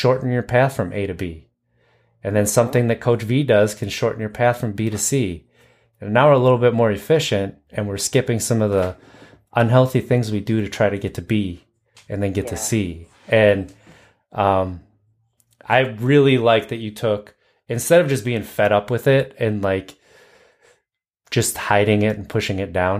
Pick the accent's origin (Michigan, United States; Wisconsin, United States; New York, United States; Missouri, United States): Wisconsin, United States; I grew up in Wisconsin, and so the Midwest